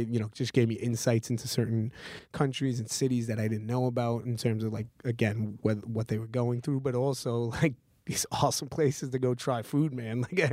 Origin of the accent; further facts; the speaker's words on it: New York City, New York, United States; I'm from Cabo Hill, so I was born in Brooklyn, okay. But like. You know, I've been all over Brooklyn. I mean, I've lived always in Cobble Hill, but like I know Brooklyn like the back of my hand.